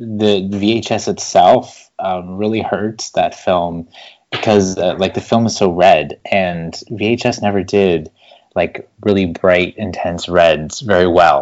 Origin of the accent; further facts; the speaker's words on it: Toronto, Ontario, Canada; I'm from Toronto, Ontario, way up here in Canada